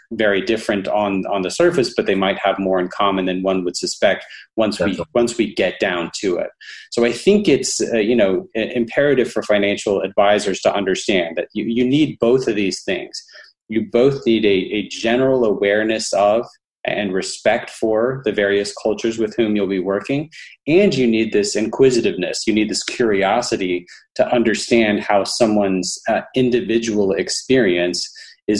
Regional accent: Alabama, United States; I'm from Alabama.

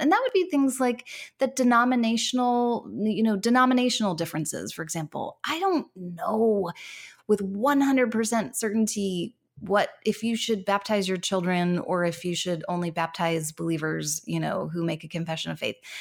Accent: United States; moved away as an adult; now in Canada; I am American living in Can-, an American living in Canada, um, but I have lived here for eight years

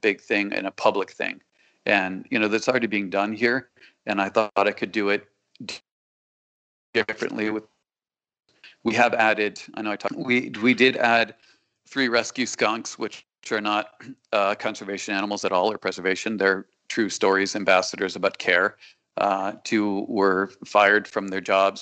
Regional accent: Connecticut, United States; now in South Florida, United States; I'm definitely from Connecticut

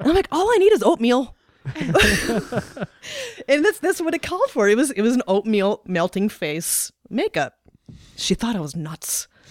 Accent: North Dakota, United States; moved away as an adult; also born or lived in Highland Park, Illinois / Fort Collins, Colorado / Nebraska; now in Omaha, United States; I was born in Highland Park, Illinois. I lived th- I lived in Illinois till I was about nine, and then my parents separated. We moved up to North Dakota

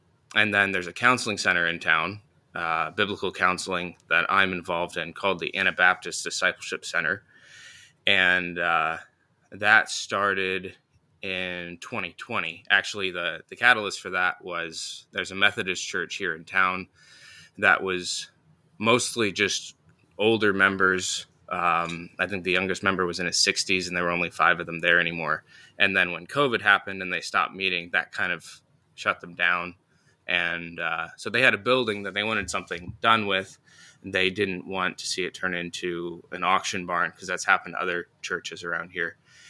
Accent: Indiana, United States; I grew up in Northern Indiana and, got married in 2017.

